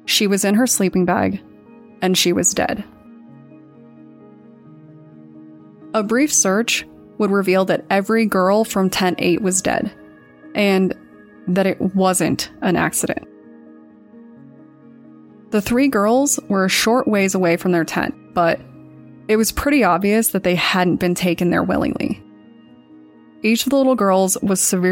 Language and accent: English; Colorado, United States; Growing up in Colorado